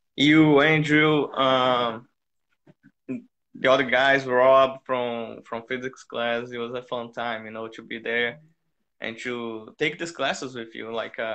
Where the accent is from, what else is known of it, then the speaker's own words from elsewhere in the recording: Brazil; English is a second language; I'm 26 now, and I'm from Brazil.